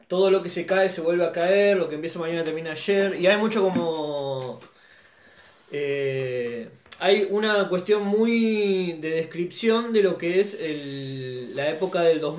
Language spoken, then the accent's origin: Spanish; Argentina; Digamos, de todo lo que uno critica siendo argentino, de lo que es el, el estándar social, digamos.